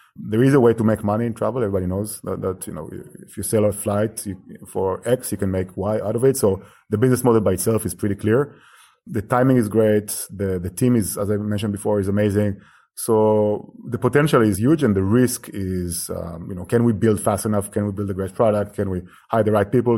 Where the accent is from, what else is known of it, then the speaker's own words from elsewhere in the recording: Israel; moved away as an adult; now in Barcelona, Spain; I'm from Israel, actually, originally, and I moved here ten years ago, initially to study